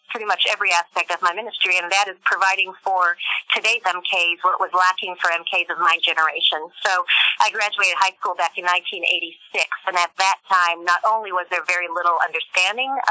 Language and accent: English; France; also born or lived in Germany; after growing up in France, I actually lived in Germany and taught at Black Forest Academy for 20 years after that.